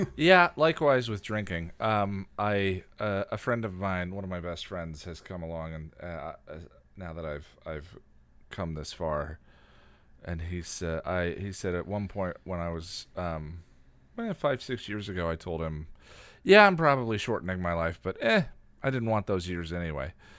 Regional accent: Illinois, United States; moved away; I was born in Illinois and lived in Illinois for a while

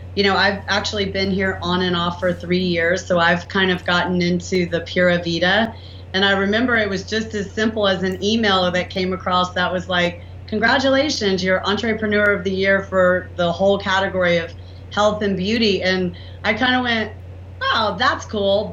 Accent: the South, United States; accent: southern; my southern accent

